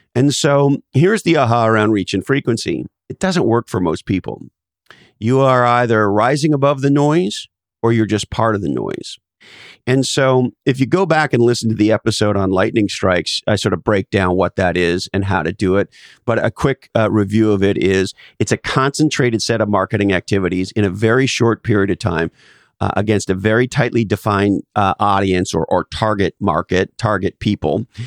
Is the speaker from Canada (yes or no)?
yes; Canada; now in United States; I was originally born in Canada, and I'm now an American citizen